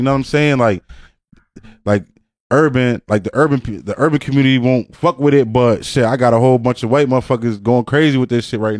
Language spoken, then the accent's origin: English; Jamaica; I'm Jamaican, bro.